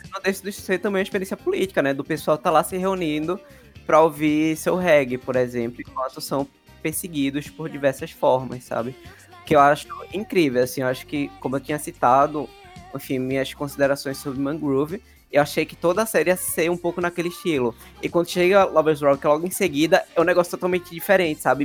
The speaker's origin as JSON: {"language": "Portuguese", "town": "Recife", "region": "Pernambuco", "country": "Brazil", "tie": "born or raised there", "said": "minha bolha, da Zona Sul de Recife"}